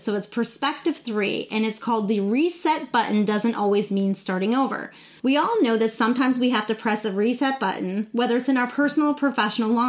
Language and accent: English; New Smyrna Beach, Florida, United States; moved away; I'm in my hometown of New Smyrna Beach, Florida